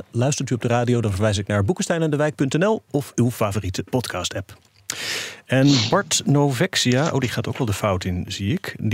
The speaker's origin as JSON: {"language": "Dutch", "region": "Holland", "country": "Netherlands", "said": "Ik ben ook een Hollander."}